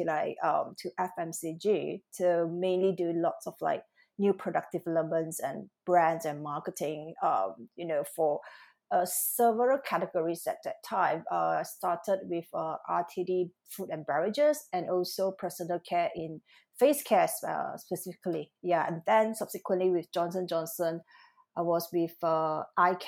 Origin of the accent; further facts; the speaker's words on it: Malaysia; moved away as an adult; also born or lived in Singapore / Milan / London; now in Tokyo, Japan; I'm actually Malaysian-born Chinese